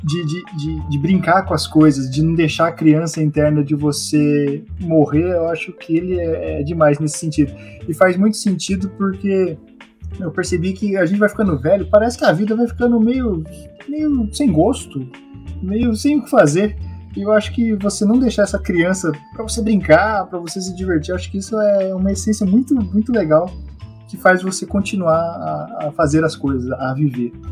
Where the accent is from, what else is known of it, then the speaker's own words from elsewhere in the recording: Brazil; now in Japan; Quando eu saí do Brasil, quem viu tudo as coisas para eu vir aqui pro Japão foi meu tio.